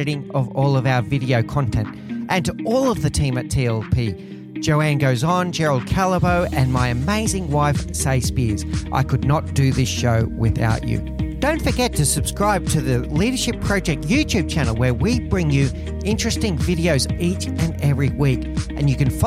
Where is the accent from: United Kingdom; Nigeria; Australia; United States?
Australia; I'm Australian